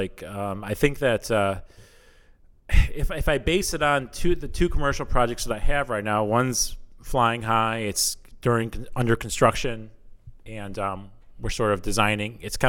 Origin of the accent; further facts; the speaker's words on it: Chicago, Illinois, United States; also born or lived in Iowa; I'm not from Iowa. Oh, okay. I'm from the south suburbs of Chicago.